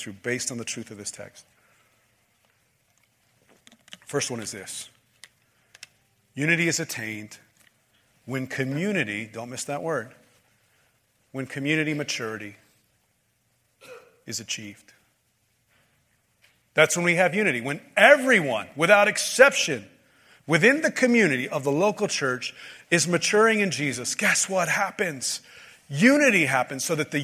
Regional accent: United States; we as American Christian evangelicals

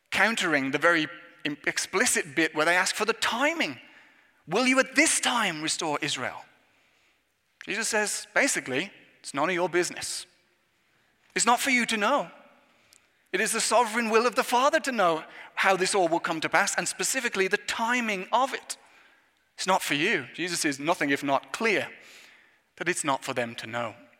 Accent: England, United Kingdom; moved away; as an Englishman

